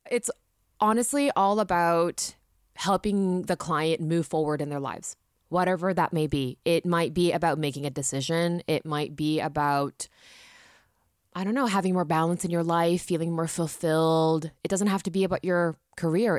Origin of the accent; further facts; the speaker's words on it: Japan; coming from a Japanese background, growing up in Japan.